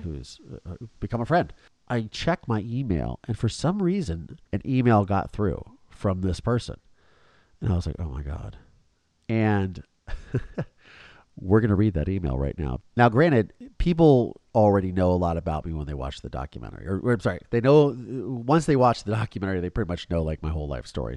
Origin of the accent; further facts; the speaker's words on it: Philadelphia, Pennsylvania, United States; I was born in Philadelphia, guys. Suburban Philadelphia